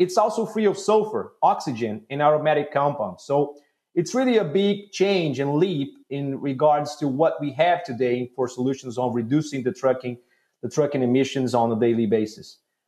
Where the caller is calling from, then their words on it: Houston, Texas, United States; We're in Houston. It's pleasant.